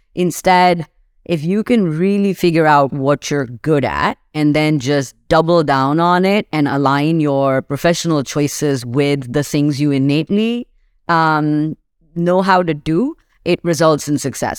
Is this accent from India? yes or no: no; Pakistan; moved away as an adult; now in Seattle, United States; I grew up in Pakistan